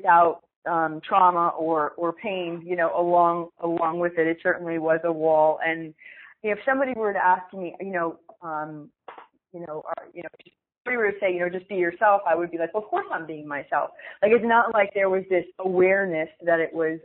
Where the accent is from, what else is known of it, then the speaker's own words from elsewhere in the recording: Pennsylvania, United States; moved away as an adult; also born or lived in Newark, New Jersey; growing up in Pennsylvania